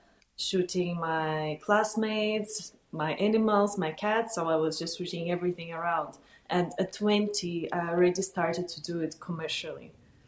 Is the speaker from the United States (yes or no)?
no; Kazakhstan; moved away; I was born in Kazakhstan